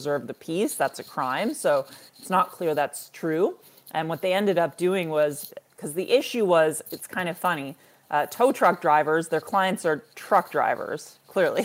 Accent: Toronto, Ontario, Canada; also born or lived in Israel / United States; as an elder millennial who was born and raised in urban Toronto

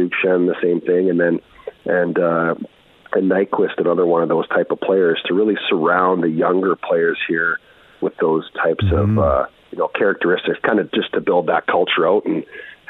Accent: Red Deer, Alberta, Canada; I'm from Red Deer.

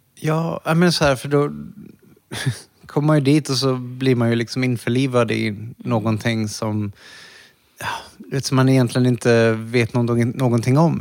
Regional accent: Borås, Västra Götaland, Sweden; moved away as an adult; also born or lived in Thailand / New York; i Borås. Ja. Ja, där jag växte upp

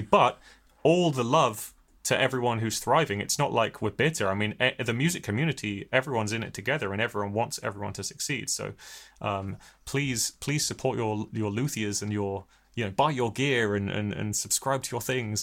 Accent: Hampshire, South East England, United Kingdom; now in Bristol, United Kingdom; I was born in Bristol, but never really lived here. I grew up in Hampshire

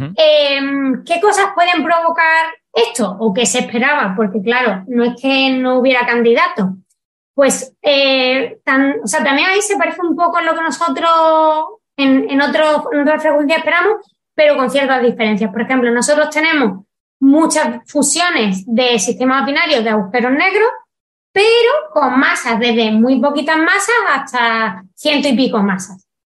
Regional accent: Spain; soy española y sé cómo se traducen las cosas en español

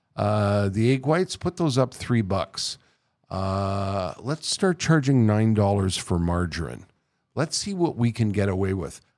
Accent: Montreal, Quebec, Canada; born or raised there; moved away

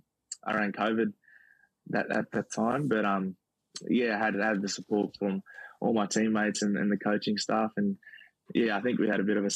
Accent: Queensland, Australia; but being born in Weewar, so I'm a Queenslander though.

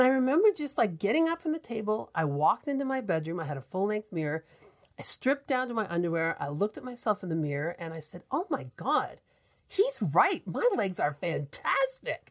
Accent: Atlantic Canada, Canada; accent: Atlantic Canadian; I'm an Atlantic Canadian, and when you hear me talk, you know I'm from Atlantic Canada.

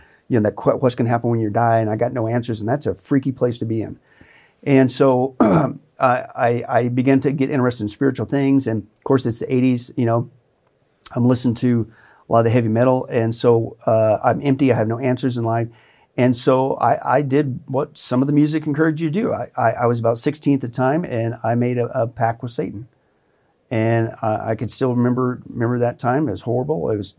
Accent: Kansas, United States; where I grew up in Southeast Kansas, at that time, per capita, the population, it had the most churches anywhere, mm-hmm, in the United, mm-hmm, States.

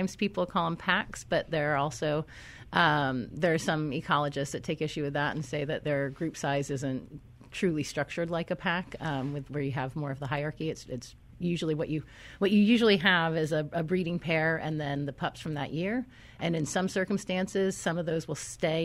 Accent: New England, United States; moved away as an adult; also born or lived in California / San Diego; I grew up in the East Coast

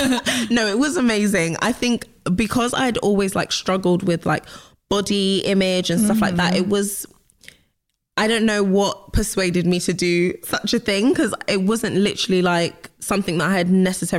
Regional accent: London, United Kingdom; West London.

